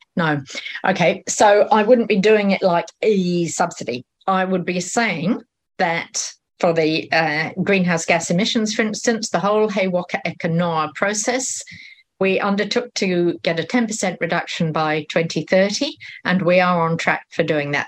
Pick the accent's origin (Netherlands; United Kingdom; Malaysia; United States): United Kingdom; now in New Zealand; I'm British